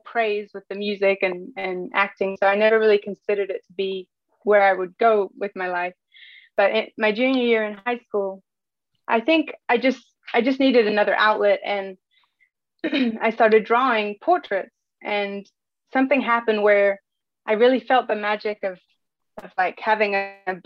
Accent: England, United Kingdom; moved away; I grew up in England. My mom is from America, from Kentucky, and my dad's English

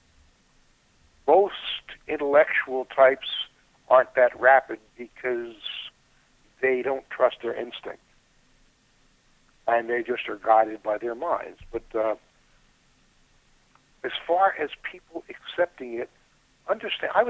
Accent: United States; I was born in the United States, I speak English

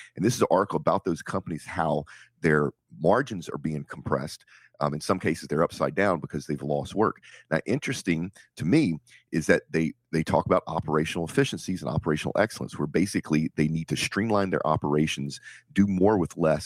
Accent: Nigeria

